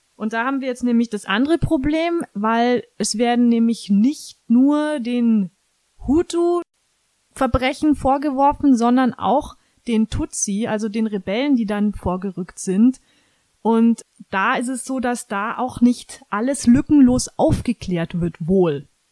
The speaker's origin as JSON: {"language": "German", "country": "Germany", "said": "bei uns in Deutschland"}